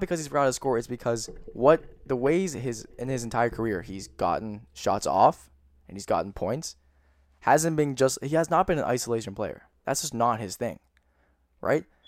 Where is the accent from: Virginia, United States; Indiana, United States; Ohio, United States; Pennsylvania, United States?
Pennsylvania, United States; Pittsburgh; I'm from Pittsburgh